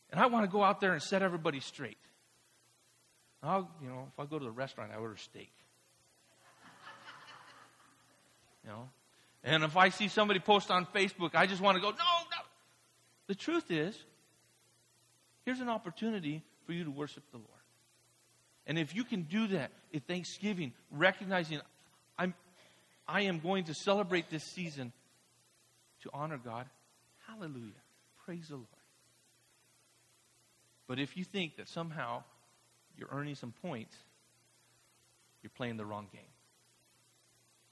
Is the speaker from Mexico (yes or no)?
yes; Mexico; moved away; I grew up in Mexico, a staunch Catholic tradition